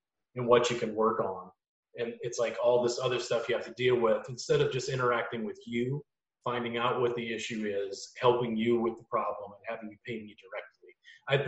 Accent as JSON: {"language": "English", "region": "Louisiana", "country": "United States", "tie": "born or raised there", "moved": "yes", "lives_now": "Austin, United States", "said": "growing up in Louisiana and now living in Austin"}